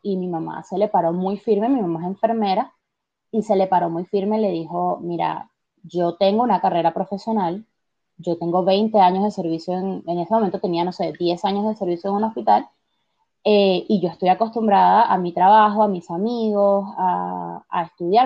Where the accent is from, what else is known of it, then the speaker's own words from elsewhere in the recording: Venezuela; now in Argentina; nosotros tenemos estas tradiciones como, sabes, venezolanos que, son mis padres